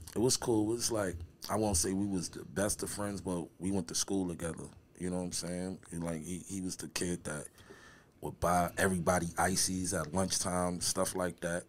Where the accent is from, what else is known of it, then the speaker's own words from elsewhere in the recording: New York City, New York, United States; I grew up in um in the eighties. Harlem growing up